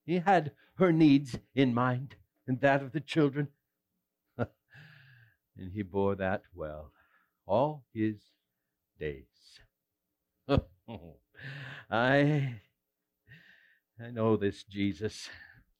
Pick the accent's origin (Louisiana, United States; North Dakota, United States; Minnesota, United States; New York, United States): Minnesota, United States; West Central; I was born and raised in West Central Minnesota to a church-going family